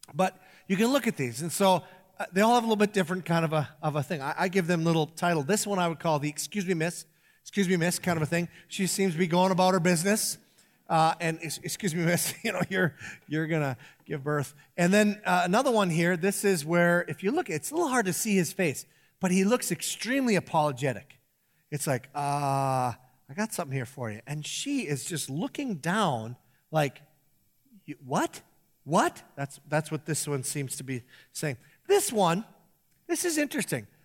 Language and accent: English; Iron Range, Minnesota, United States; growing up on the Iron Range